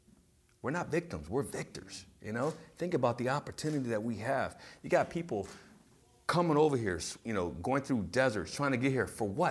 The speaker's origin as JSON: {"language": "English", "town": "San Diego", "region": "California", "country": "United States", "tie": "born or raised there", "said": "growing up in San Diego"}